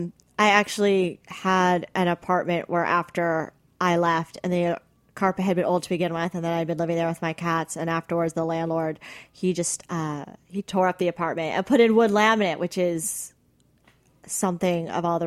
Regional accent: South Florida, United States; I grew up in South Florida, the land of wall-to-wall carpet, it seemed.

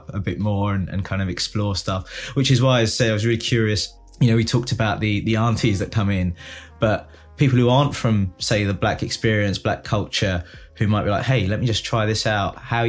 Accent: United Kingdom; growing up, you know, in the 80s and 90s, in a Britain where, yes, of course there are black people, but I was one of very few in the era I grew up in.

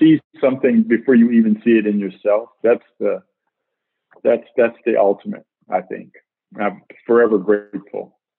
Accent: Detroit, Michigan, United States; also born or lived in Huntsville, Alabama; I am from Detroit, Michigan, which is where I grew up. Moved to Detroit. I was 3 years old. My parents moved to Detroit from Huntsville, Alabama, where I was born. But Detroit is where my formative years were spent.

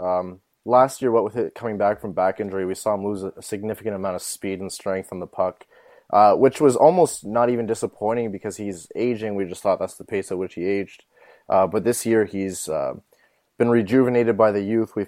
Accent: Canada; as a Canadian

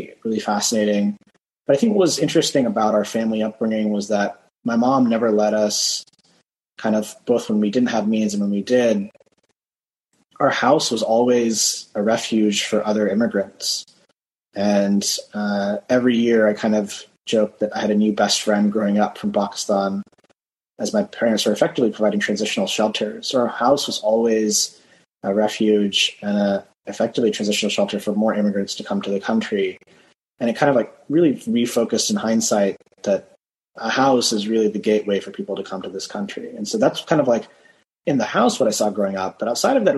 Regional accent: Stanford, California, United States; I was born and raised on Stanford campus

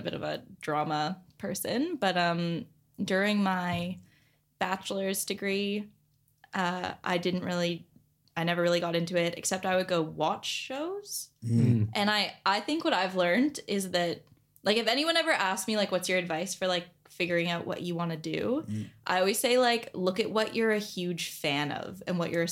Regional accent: Canada; moved away as an adult; now in Australia

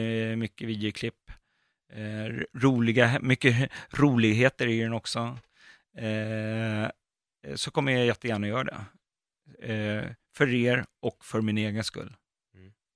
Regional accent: Botkyrka, Stockholm County, Sweden; Jag är uppväxt i Fittja

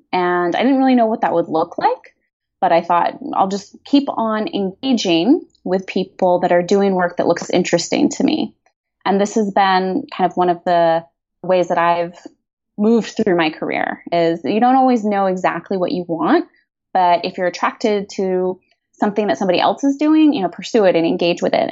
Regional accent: United States; also born or lived in Madrid / Barcelona / San Francisco Bay Area; as Americans

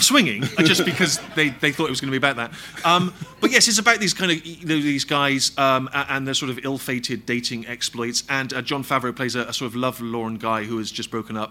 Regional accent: Bristol, South West England, United Kingdom; my hometown of Bristol

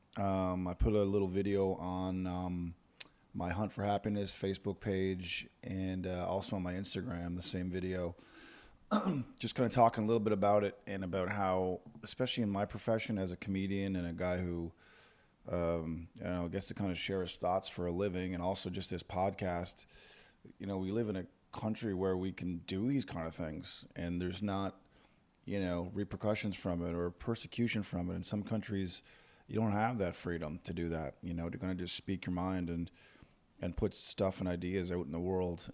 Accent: Corner Brook, Newfoundland and Labrador, Canada; now in Halifax, Canada; I have just returned from my hometown of Cornerbrook, Newfoundland this morning.

